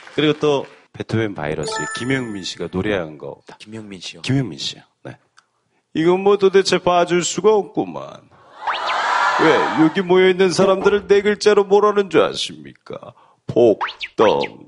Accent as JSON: {"language": "Korean", "region": "North Gyeongsang", "country": "South Korea", "said": "저는 경북입니다."}